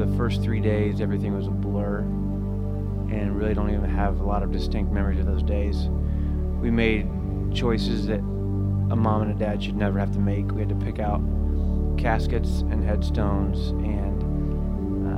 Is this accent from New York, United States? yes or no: no; Florida, United States; moved away; also born or lived in San Diego; I was born in Florida